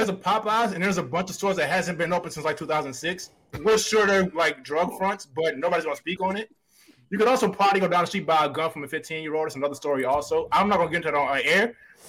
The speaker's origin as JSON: {"language": "English", "town": "Miami", "region": "Florida", "country": "United States", "said": "I'm from Liberty City."}